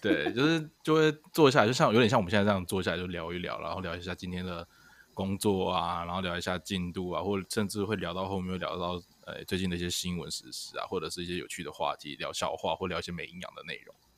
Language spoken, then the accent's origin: Chinese; southern Taiwan, Taiwan; moved away; 因为像我南部